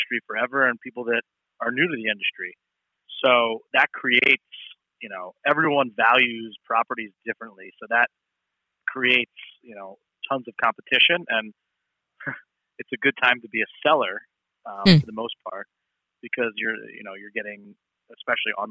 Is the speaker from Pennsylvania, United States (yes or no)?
yes; Philadelphia, Pennsylvania, United States; also born or lived in Manhattan, New York / Miami, Florida; I'm from Philly and I need to get back home, I moved back to Philly